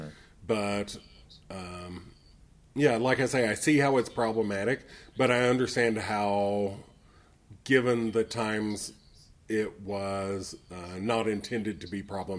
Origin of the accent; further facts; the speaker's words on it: the South, United States; I grew up knowing that it was about slavery, although I heard the other narrative because I am from the South.